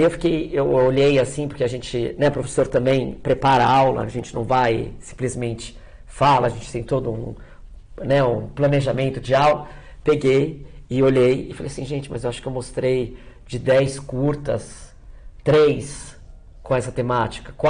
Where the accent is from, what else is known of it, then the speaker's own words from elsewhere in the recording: São Paulo, Brazil; born there; Porque eu Nasci no Cerqueira César, já faz mais de 15 anos que eu moro em Santa Cecília. Minha família, quando emigrou, foi para o Bexiga